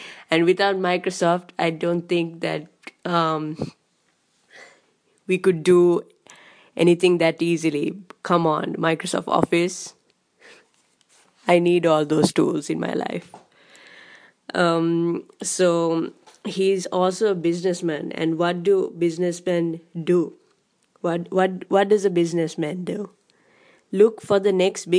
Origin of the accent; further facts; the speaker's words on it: Sri Lanka; I come from Sri Lanka